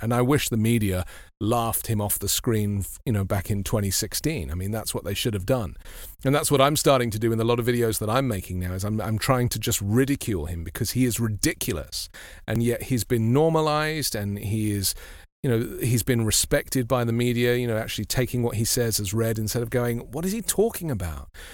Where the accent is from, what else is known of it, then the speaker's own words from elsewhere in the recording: London, United Kingdom; I grew up in London, which is a kind of very mixed society